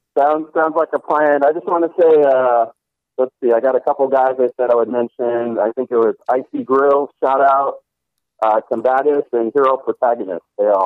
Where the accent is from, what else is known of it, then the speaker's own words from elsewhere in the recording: California, United States; I'm from California.